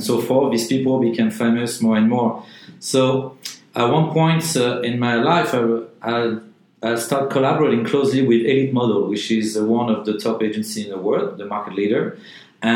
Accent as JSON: {"language": "English", "town": "Paris", "region": "Île-de-France", "country": "France", "also_born_or_lived": "New York / Asia", "moved": "as an adult", "said": "I'm from Paris"}